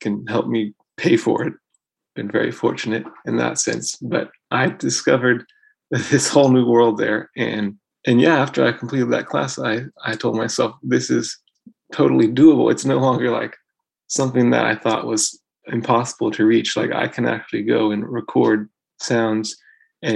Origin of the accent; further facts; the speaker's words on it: Louisville, Kentucky, United States; moved away; also born or lived in Boston, Massachusetts; I grew up in Louisville, Kentucky